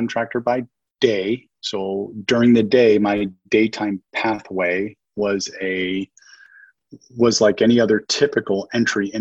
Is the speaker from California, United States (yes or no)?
no; Las Vegas, Nevada, United States; in my earlier years growing up in Las Vegas, I was like any other typical teenage